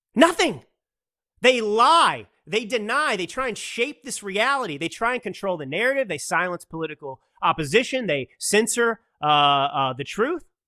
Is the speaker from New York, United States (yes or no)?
no; Dallas, Texas, United States; I grew up in Dallas